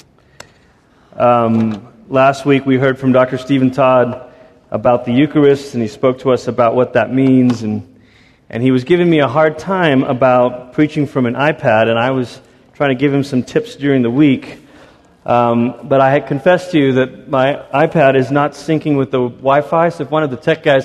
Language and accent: English; Malaysia; moved away; also born or lived in Portland, Oregon, United States; My parents, our whole family, we moved from Malaysia to America, and we were coming to Portland, Oregon.